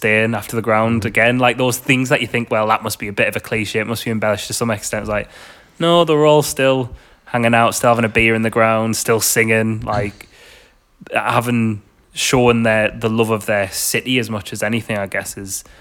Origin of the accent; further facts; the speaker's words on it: United Kingdom; As a British football fan